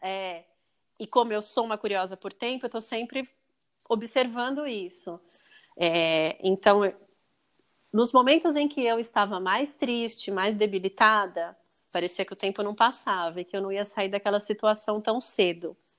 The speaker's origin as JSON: {"language": "Portuguese", "country": "Brazil", "said": "eu falei que eu era do Brasil"}